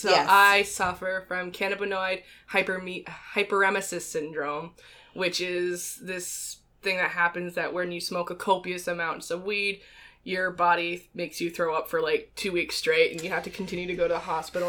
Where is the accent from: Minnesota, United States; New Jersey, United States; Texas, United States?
Minnesota, United States; I grew up in Minnesota, land of a thousand lakes